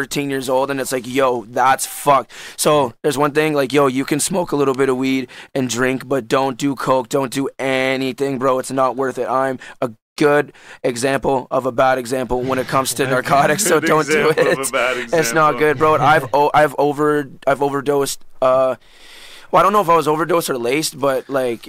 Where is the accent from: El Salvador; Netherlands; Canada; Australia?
Canada; Orleans, Ontario; I'm from Orleans.